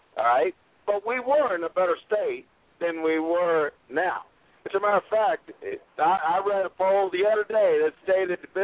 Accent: Puerto Rico; I'm from Puerto Rico

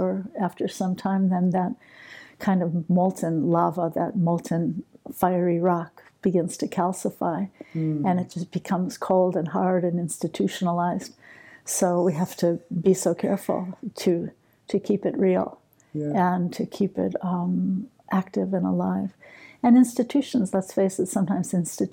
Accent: New York, United States; I'm partly from New York

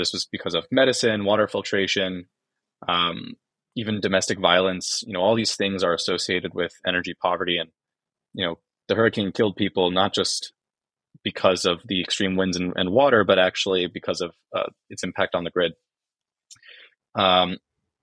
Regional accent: New York, United States; Born and raised in New York, grew up there

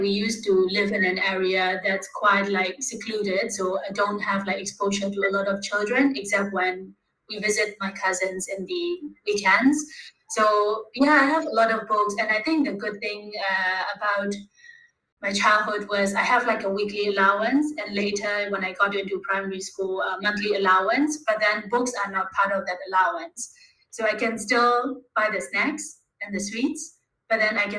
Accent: Myanmar; also born or lived in Bangkok, Thailand; now in Thailand; I'm from Myanmar, but currently I'm based in Thailand

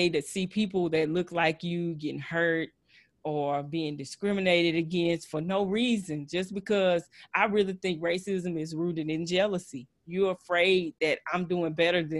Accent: Texas, United States; accent: Texas twang; I know I'm a little country. I know I have a little Texas twang

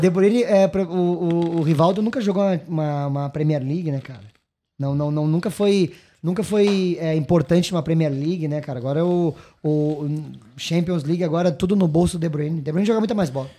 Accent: Gaúcho, Rio Grande do Sul, Brazil; also born or lived in São Paulo; sou gaúcho, mas nem tanto

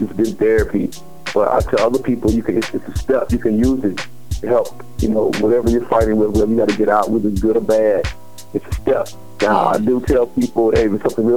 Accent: Spartanburg, South Carolina, United States; now in Greenville, United States; This is from Spartanburg, South Carolina. I'm residing in Greenville.

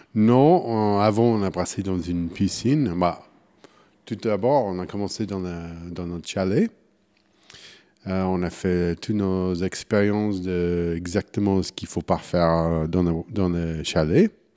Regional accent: Wichita, Kansas, United States; French is a second language; moved away as an adult; now in Switzerland; Je suis né au Kansas, Wichita, Kansas. j'ai grandi dans, les, au Kansas

